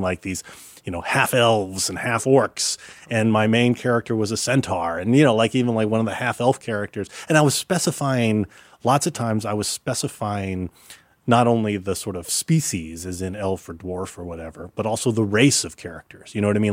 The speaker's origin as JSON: {"language": "English", "town": "Dallas", "region": "Texas", "country": "United States", "tie": "born or raised there", "moved": "as an adult", "lives_now": "New York, United States", "said": "I grew up in Dallas"}